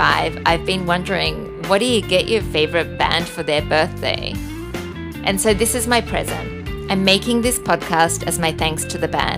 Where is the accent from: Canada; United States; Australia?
Australia; now in Bali, Indonesia; I'm an Australian living in Bali